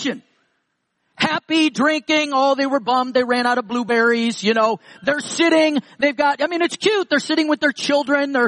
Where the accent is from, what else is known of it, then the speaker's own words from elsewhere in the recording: New York, United States; I'm from New York. So is David. We lived about 20 minutes from each other